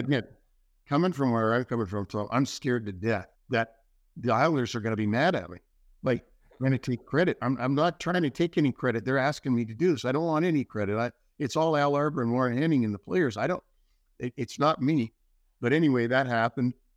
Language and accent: English; Toronto, Ontario, Canada; moved away; Don Mills in, in Toronto